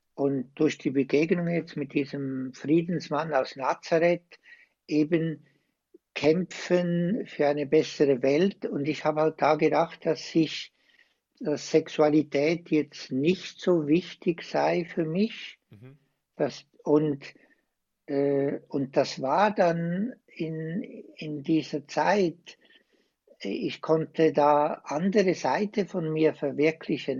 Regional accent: Switzerland; accent: Swiss; now in Osnabrück, Germany; Ich bin ein Schweizer, wie ihr alle hört

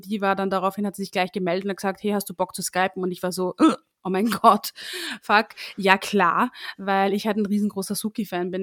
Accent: Linz, Upper Austria, Austria; moved away as an adult; now in Vienna, Austria; ich ursprünglich aus Oberösterreich komme, eigentlich aus Linz. Hin und wieder hört man das auch raus, wenn ich spreche

